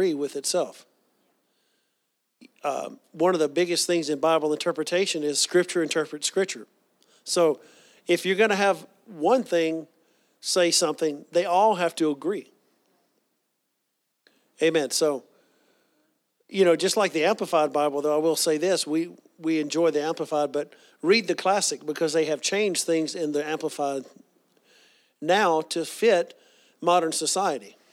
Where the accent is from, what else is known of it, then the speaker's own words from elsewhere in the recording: the South, United States; growing up in the South